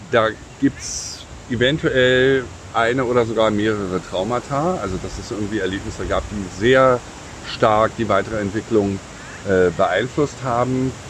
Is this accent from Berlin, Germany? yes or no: yes; Berlin, Germany; Ja, ich komme aus Berlin.